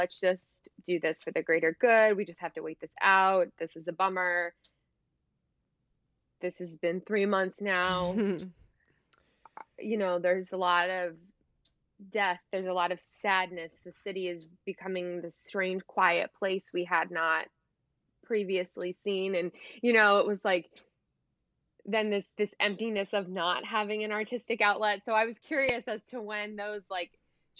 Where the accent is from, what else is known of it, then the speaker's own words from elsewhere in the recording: New York City, New York, United States; as a New Yorker